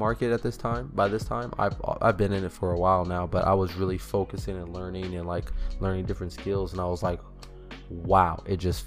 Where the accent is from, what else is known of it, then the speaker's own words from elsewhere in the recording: California, United States; I'm originally from California